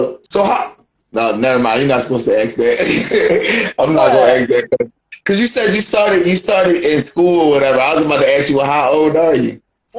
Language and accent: English; Philadelphia, Pennsylvania, United States; I'm from Philly. I grew up off the Rock, so … was one of the artists I listened to growing up.